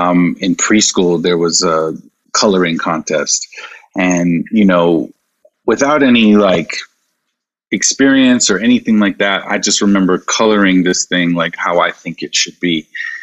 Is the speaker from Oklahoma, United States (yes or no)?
no; South Carolina, United States; And even growing up in South Carolina, you know, I didn't look like a lot of the kids that I was around.